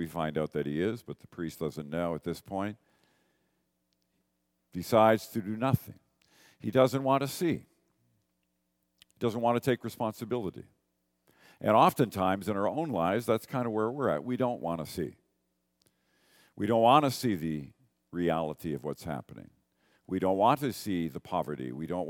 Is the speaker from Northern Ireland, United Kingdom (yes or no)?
yes; Northern Ireland, United Kingdom; now in Canada; Even though most Canadians are immigrants from somewhere, I'm an immigrant from Northern Ireland